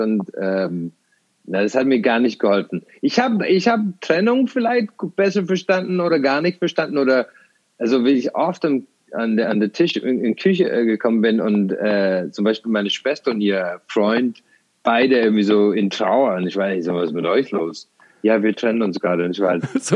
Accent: Ireland; also born or lived in Tralee, Ireland; now in Germany; ich bin ähm, auf dem Land aufgewachsen, äh, in Irland

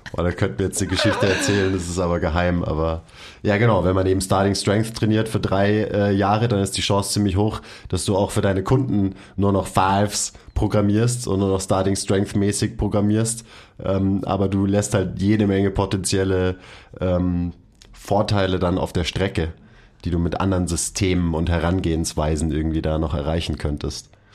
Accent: Bavaria, Germany; Ich bin nämlich ein echter Bayer

